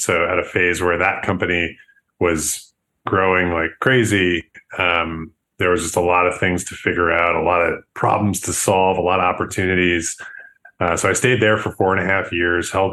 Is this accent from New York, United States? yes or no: yes; Buffalo, New York, United States; also born or lived in San Francisco; now in Chicago, United States; I'm from Buffalo, New York originally.